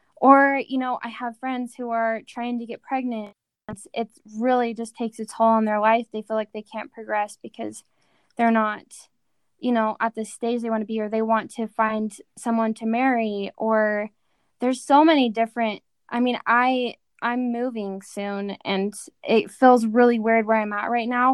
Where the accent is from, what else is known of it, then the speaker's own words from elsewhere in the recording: Rexburg, Idaho, United States; moved away; my hometown in, in just small Rexburg, Idaho.